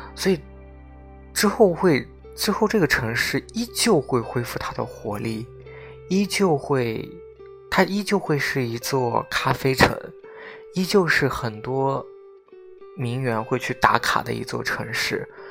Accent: Xinjiang, China; 因为我出生在新疆，我从小到大我没有出过，可以说我都没有出过，嗯，新疆是分为北疆跟南疆，我都没有出过北疆

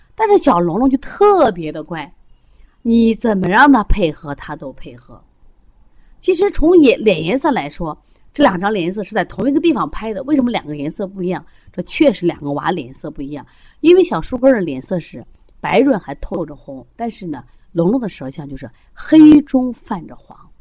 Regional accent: China; 我们中国人的骄傲

